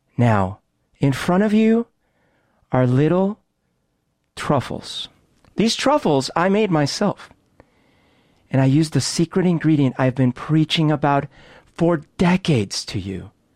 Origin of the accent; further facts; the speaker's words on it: Bogotá, Bogotá Capital District, Colombia; now in Seattle, United States; I grew up in Bogota